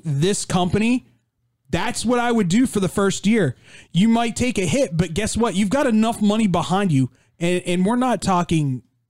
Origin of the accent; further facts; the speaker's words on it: United States; I'm an American.